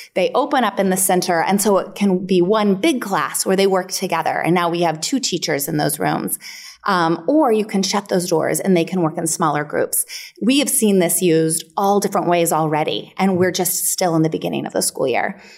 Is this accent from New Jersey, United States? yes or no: no; El Dorado County, near Lake Tahoe, California, United States; I grew up near Lake Tahoe in El Dorado County.